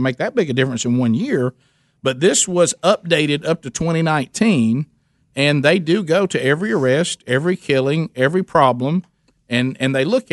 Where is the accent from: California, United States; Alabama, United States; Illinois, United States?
Alabama, United States; I'm white and I'm from Alabama